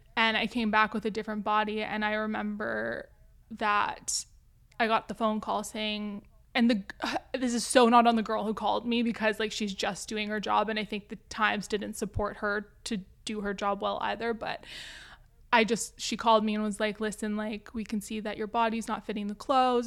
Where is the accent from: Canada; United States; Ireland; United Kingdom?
Canada; Vancouver, British Columbia; I'm from Vancouver, Canada